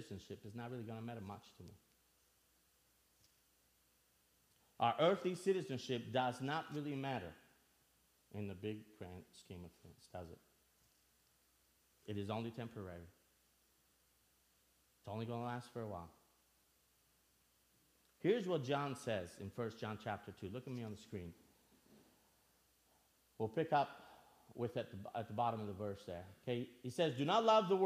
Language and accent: English; Albania; now in United States; I'm originally from Albania. For those of you that don't know me, I grew up in Albania and moved to the States in 1996